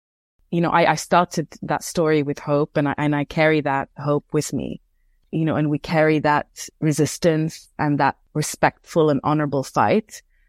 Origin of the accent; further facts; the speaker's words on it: Beirut, Beirut Governorate, Lebanon; I grew up in Beirut, in Lebanon, and we look to the West for knowledge.